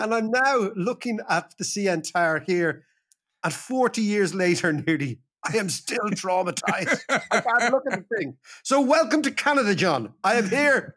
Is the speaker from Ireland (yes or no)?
yes; Ireland; I'm Irish